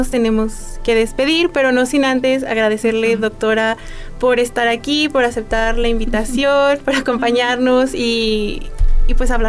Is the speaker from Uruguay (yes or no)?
no; Mexico; Nosotros como mexicanos